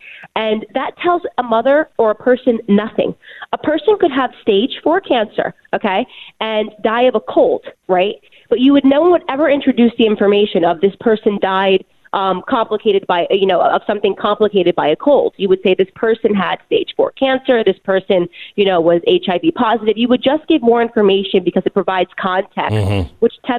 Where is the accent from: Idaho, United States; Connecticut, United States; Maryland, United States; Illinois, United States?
Connecticut, United States; I just want to say I grew up in Connecticut. So I am Connecticut raised. And so incidentally, all of my family lives in Connecticut.